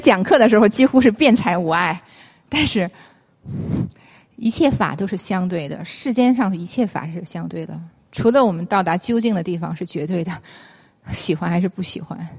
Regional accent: China; 我们中国人讲“木火土金水”

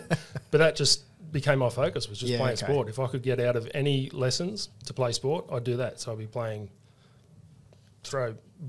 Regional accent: Sydney, New South Wales, Australia; moved away as an adult; So I grew up in Western Sydney, a town called Quakers Hill. So I spent my whole life there. Didn't leave there until I joined the army.

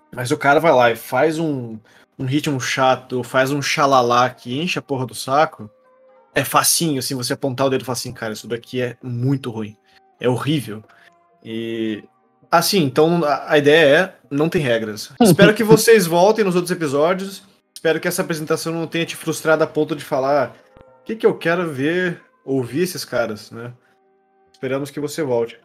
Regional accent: Curitiba, Paraná, Brazil; Nós dois somos de Curitiba

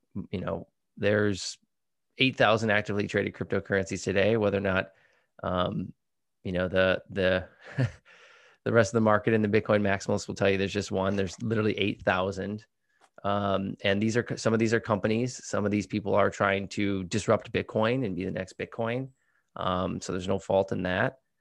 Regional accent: Midwest, United States; now in California, United States; I'm from the Midwest, so I say pop

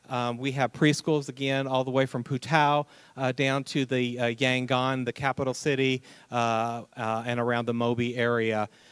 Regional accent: Indiana, United States; Jim and I are from Indiana.

